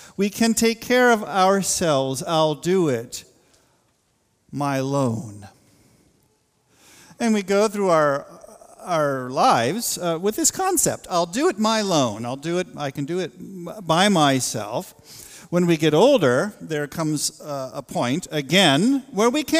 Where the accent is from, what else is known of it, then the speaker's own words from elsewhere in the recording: the West, United States; moved away; I grew up in a part of the world, boy, there was this spirit of independence, this kind of rugged individualism in the West.